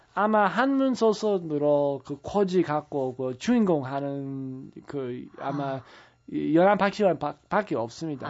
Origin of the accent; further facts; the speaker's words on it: the American Midwest, United States; Korean is a second language; moved away as an adult; also born or lived in San Francisco, California, United States; now in South Korea; 제가 원래 미국 중서부에서 자랐지만은 예, 고등학교 때는 서부 그 산프란시스코에서 제가 에, 예, 다녔고